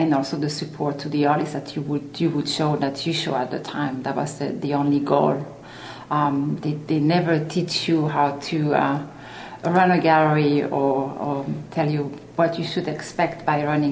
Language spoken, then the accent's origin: English; Switzerland; moved away as an adult; now in Philadelphia, United States; I'm from Switzerland